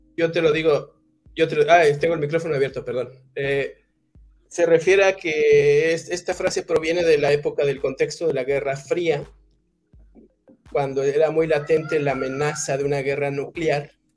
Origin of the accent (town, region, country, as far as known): Mexico